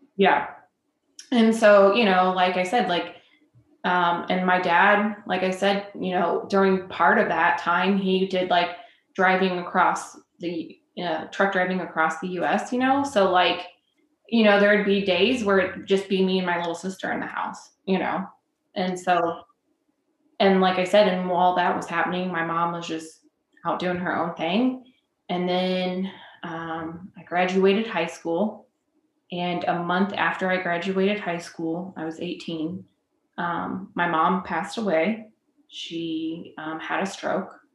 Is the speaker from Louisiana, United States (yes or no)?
no; Decatur, Illinois, United States; I'm originally um, from Decatur, Illinois, which is like very much central